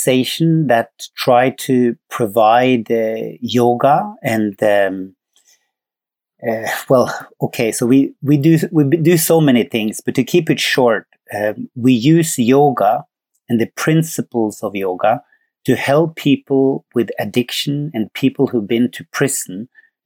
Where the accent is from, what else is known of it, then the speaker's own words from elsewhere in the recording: Norway; moved away as an adult; also born or lived in Sweden; I'm from Norway